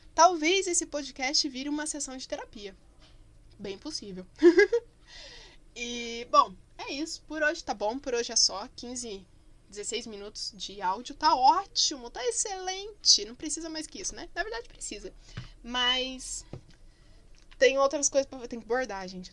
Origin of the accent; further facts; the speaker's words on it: Curitiba, Paraná, Brazil; also born or lived in Barbacena; sou curitibana, que a gente chama estojo de penal